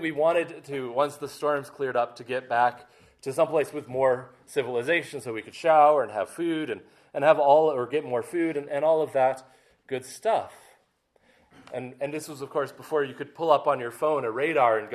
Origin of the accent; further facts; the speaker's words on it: Maine, United States; I grew up in Maine along the coast